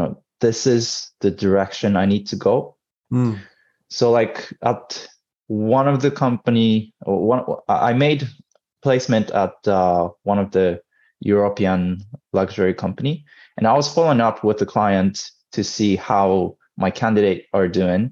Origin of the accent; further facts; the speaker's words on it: Tokyo, Japan; also born or lived in United States; born and raised in Tokyo